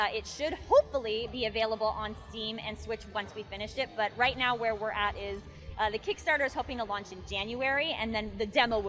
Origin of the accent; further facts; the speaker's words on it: San Mateo, California, United States; I'm from the Bay too.